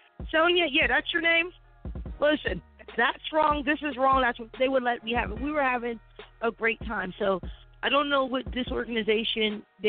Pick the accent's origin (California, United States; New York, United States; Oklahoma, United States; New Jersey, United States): New Jersey, United States; Florida, because I'm understanding, like, I'm from Jersey originally, mm-hmm.